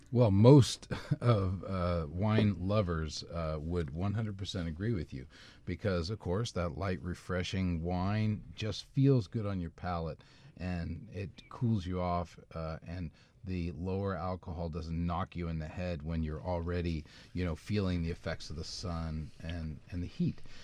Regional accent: Indiana, United States; I'm from Indiana. I was, uh, born and raised in a cornfield, literally

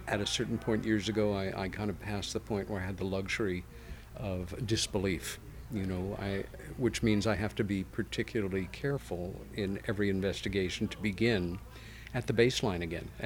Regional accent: United States; now in Ithaca, United States; like any kid growing up in America in the 1960s

